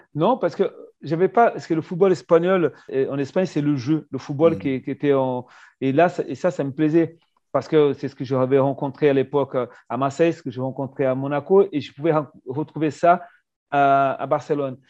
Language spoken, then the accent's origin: French; Brazil; moved away; en tant que Brésilien pour le permis de travail